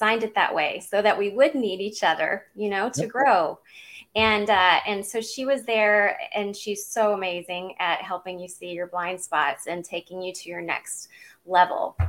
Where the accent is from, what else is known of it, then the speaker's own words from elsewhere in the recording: Southeast Missouri, United States; also born or lived in California; now in Georgia, United States; I grew up in Southeast Missouri